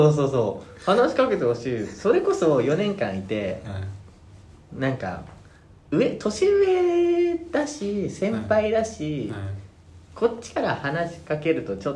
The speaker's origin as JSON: {"language": "Japanese", "region": "Tokyo", "country": "Japan", "tie": "born or raised there", "also_born_or_lived": "Nagoya / Osaka", "moved": "yes", "said": "自分東京出身で"}